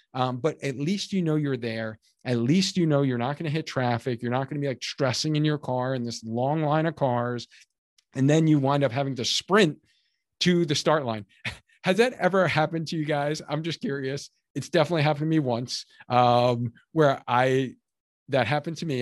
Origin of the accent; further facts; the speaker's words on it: Cheshire, Connecticut, United States; my hometown of Cheshire, Connecticut, where I live